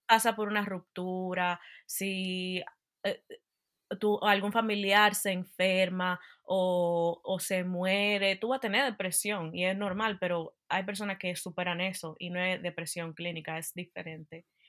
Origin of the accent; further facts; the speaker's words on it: Dominican Republic; moved away as an adult; now in Utah, United States; yo soy dominicana y nací en la República Dominicana y me mudé a los Estados Unidos cuando me gradué de bachillerato. Y actualmente vivo en Utah